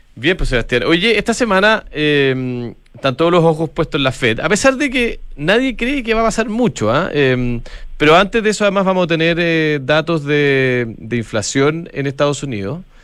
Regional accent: Chile; somos todos los chilenos

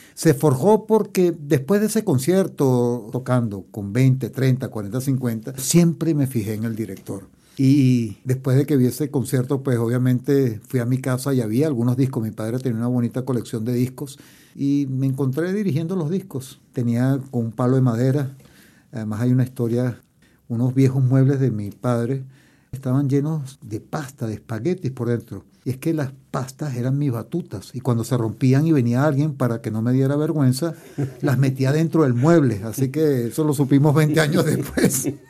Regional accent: Barquisimeto, Lara, Venezuela; moved away as an adult; also born or lived in England; now in Chile; yo nací en Venezuela, pero mi familia es europea, mi padre era italiano y mi madre española

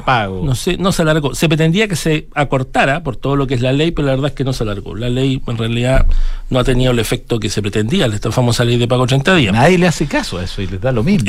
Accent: Chile; una economía como la de nosotros

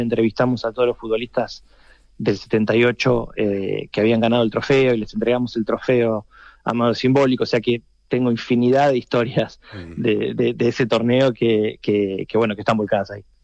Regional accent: Argentina; el acento me, condena, soy argentino

